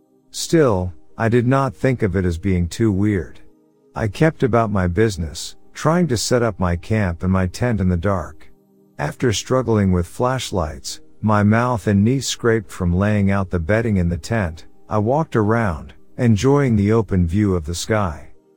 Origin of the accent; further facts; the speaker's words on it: Alberta, Canada; I'm from Alberta, Canada. Take this as you will, and I promise you it's not a word of lies. I grew up with Bigfoot.